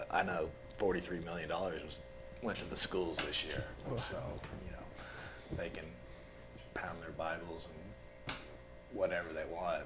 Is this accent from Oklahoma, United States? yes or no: yes; Shawnee, Oklahoma, United States; I'm from Shawnee